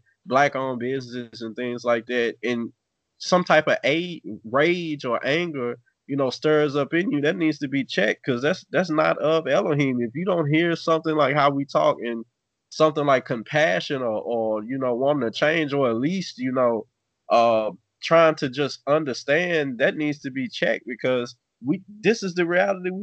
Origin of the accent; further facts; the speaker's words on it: Natchez, Mississippi, United States; I grew up in Natchez, Mississippi